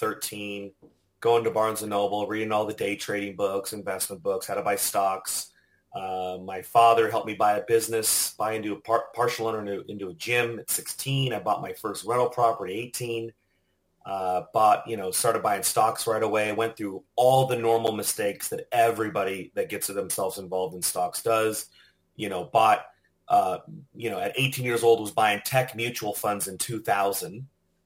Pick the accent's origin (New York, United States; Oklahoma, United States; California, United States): California, United States; Southern; now in Austin, United States; I'm originally from Southern California